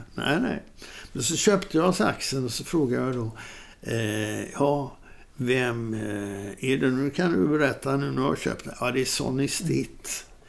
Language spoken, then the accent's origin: Swedish; Sweden; jag var från Sweden